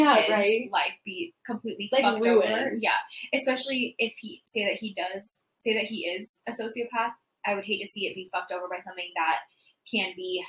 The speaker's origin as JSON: {"language": "English", "area": "near Tacoma", "region": "Washington", "country": "United States", "tie": "born or raised there", "moved": "yes", "said": "Tacoma's very close to my hometown."}